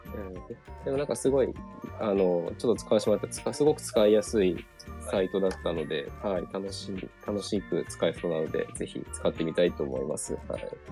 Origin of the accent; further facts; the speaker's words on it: Kyoto, Japan; 私も地元が京都なの